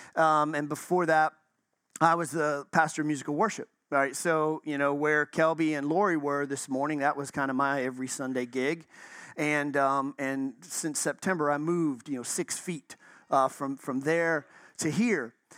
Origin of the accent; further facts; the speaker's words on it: Chicago, Illinois, United States; now in Florida, United States; I'm from Chicago.